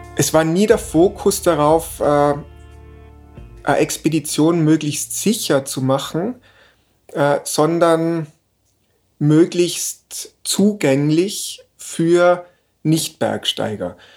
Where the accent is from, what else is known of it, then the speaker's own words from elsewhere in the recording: Innsbruck, Tyrol, Austria; in Innsbruck aufgewachsen